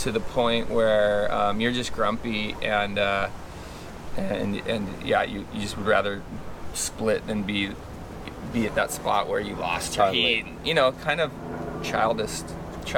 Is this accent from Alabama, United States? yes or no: no; Ojai, California, United States; We grew up in Ojai